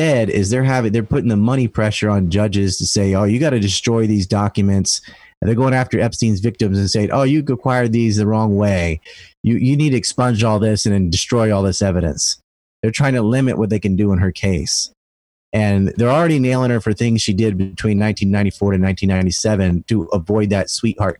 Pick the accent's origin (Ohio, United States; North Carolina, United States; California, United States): North Carolina, United States; Cape Hatteras Island; I'm from Cape Hatteras Island